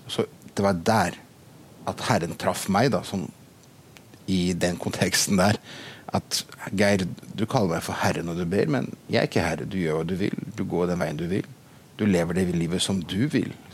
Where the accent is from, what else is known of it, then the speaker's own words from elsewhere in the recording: Brazil; now in Bømlo, Norway; født og oppvokst i Brasil som misjonærbarn og er nå pastor i, på Sion på Mosterhavn i Bømlo.